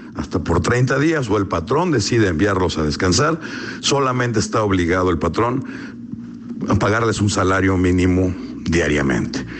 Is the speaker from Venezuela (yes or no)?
no; Mexico; como mexicanos